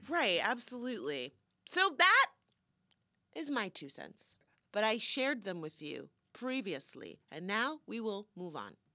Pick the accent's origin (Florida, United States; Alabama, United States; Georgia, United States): Florida, United States; moved away; I love my hometown